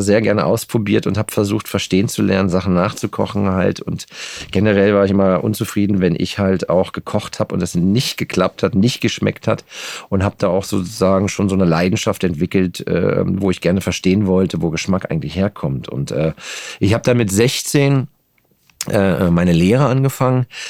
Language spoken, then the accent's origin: German; Geltow, Brandenburg, Germany; also born or lived in Babelsberg / Potsdam; now in Berlin, Germany; die ersten Jahre in Babelsberg, später ganz kurz äh, in Potsdam in Nähe der Kliniker Brücke am Heiligen See äh, aufgewachsen und den Rest meiner Kindheit habe ich in Geltow verbracht